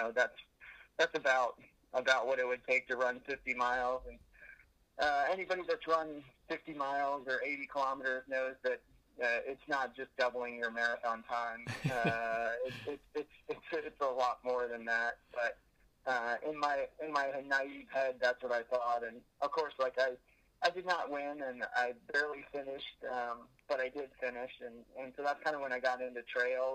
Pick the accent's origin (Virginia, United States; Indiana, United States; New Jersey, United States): Virginia, United States; Oakton; now in Arlington, United States; I actually grew up in Oakton, and I'm currently living in Arlington